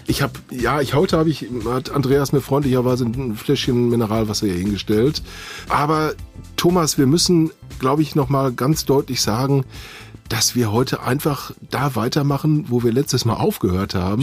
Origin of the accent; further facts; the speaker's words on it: Witten, North Rhine-Westphalia, Germany; in meiner Heimatstadt Witten